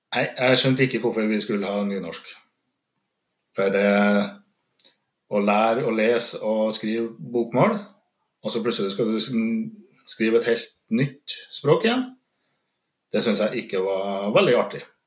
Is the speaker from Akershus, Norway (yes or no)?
no; Steinkjer, Trøndelag, Norway; accent: Trøndersk; Som sagt så er jeg jo trønder. Jeg kommer fra Steinkjer i Nord-Trøndelag